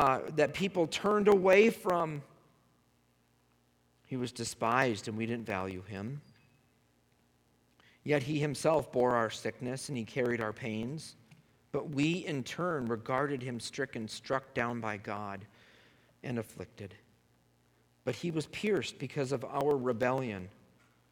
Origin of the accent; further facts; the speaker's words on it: United States; being an American